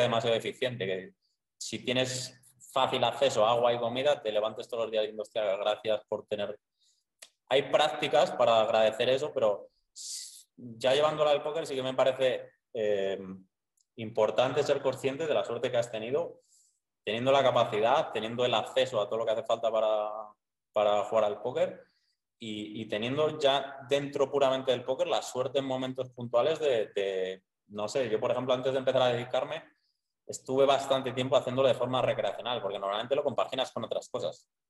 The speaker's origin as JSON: {"language": "Spanish", "area": "Soria", "region": "Castile and León", "country": "Spain", "tie": "born or raised there", "moved": "as an adult", "lives_now": "Medellín, Colombia", "said": "soy de Soria, pero de un pueblo súper pequeño. O sea, mi pueblo es de 150 habitantes."}